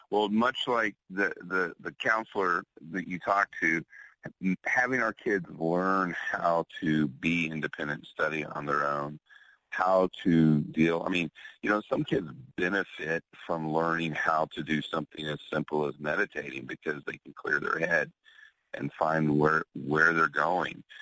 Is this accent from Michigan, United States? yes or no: no; Oklahoma City, Oklahoma, United States; also born or lived in Houston; now in Austin, United States; I don't I don't live in Houston anymore, and we're in Austin, or I'm from Oklahoma City, and they won't you know, write me the script here because I'm here in Texas.